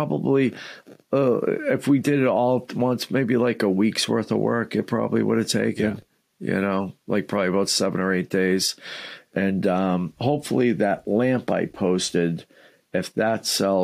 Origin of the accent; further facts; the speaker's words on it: Somerville, Massachusetts, United States; also born or lived in Malden, Massachusetts; I grew up right outside of Boston in Somerville, which was kind of part of Boston back in the day